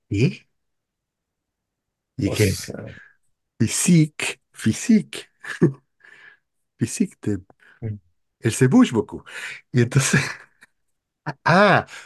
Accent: Paris, Île-de-France, France; Y que, ah, ¿y usted de dónde es? No, yo soy de París.

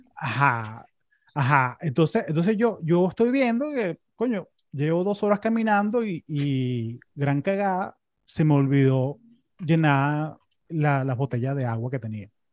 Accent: Caracas, Capital District, Venezuela; now in United States; yo me acuerdo cuando era chamo en Caracas

